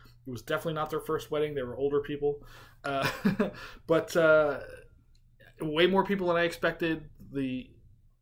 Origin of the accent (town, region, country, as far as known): upstate New York, United States; born or raised there; now in Las Vegas, United States